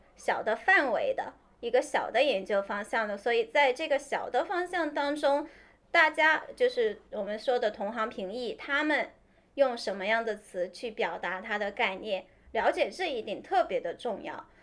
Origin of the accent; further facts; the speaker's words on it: China; first language Chinese; 我们中国人